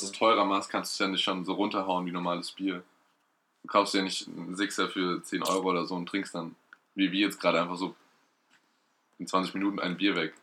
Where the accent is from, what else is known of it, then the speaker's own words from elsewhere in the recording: Erlenbach, Germany; in Ellenbach, der wo ich herkomme.